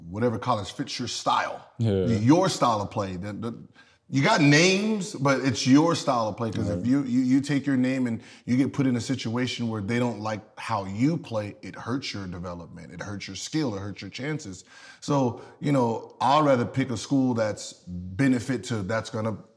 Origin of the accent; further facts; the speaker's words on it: United States; I'm from the Valley. I'm from here